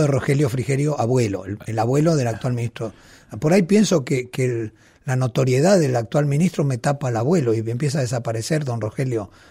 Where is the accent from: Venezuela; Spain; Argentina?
Argentina; Mendoza; yo siendo mendocino del oasis